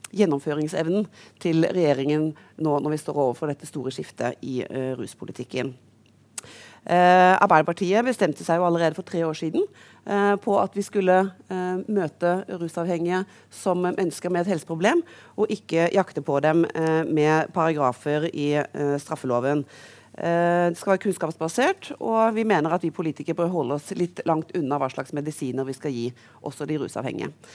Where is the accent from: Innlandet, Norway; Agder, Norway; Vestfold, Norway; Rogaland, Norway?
Rogaland, Norway; Karmøy; now in Oslo, Norway; der hvor jeg egentlig kommer fra, utenfor Haugesund